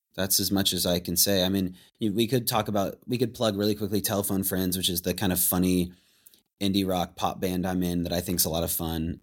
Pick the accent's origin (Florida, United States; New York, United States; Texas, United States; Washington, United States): Washington, United States; Anacortes; growing up in Anacortes